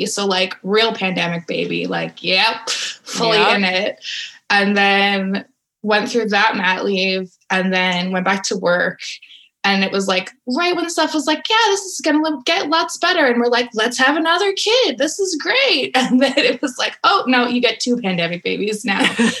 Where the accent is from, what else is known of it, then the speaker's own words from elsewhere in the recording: Alberta, Canada; also born or lived in United States; now in Ottawa, Canada; I've moved around a bunch. I'm from Alberta. I've lived in the States for a while, but I moved to Ottawa for my master's